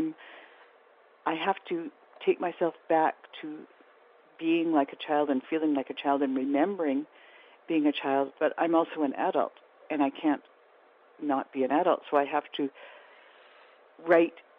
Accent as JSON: {"language": "English", "country": "Canada", "said": "I'm a Canadian writer"}